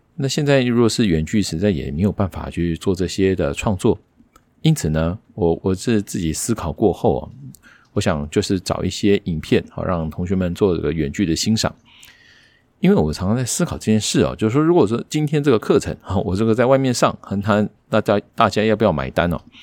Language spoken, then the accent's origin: Chinese; Taiwan; 我们台湾人啊，看东西还是习惯是看字幕